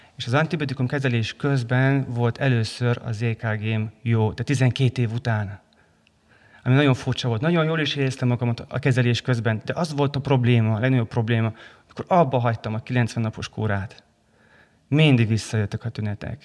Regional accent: Transylvania, Romania; mivel erdélyi vagyok

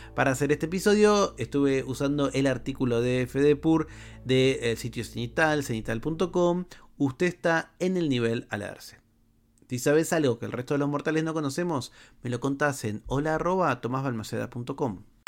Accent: Buenos Aires metropolitan area, Argentina; Para los que somos eh, de Argentina, o por lo menos de la región metropolitana

